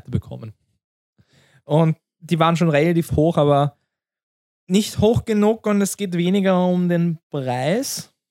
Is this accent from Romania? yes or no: no; Austria; Ja, wir sind aus Österreich und alles ist Fakt